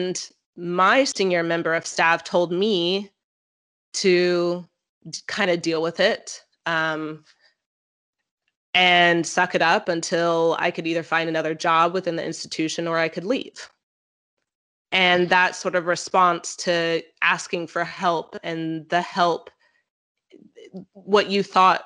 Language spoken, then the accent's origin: English; United States; as an American who is very vocal about our emotions